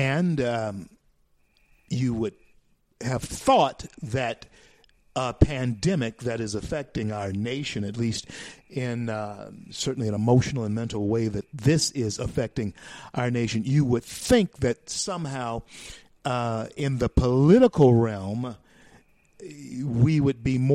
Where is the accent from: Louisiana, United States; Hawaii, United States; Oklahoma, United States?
Louisiana, United States; Louisiana, my home state